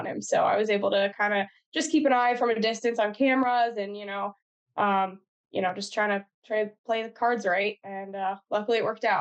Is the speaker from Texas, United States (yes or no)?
no; Pennsylvania, United States; moved away as an adult; also born or lived in Missouri; now in Midwest, United States; I grew up in Pennsylvania, so like the rifle season there is basically a holiday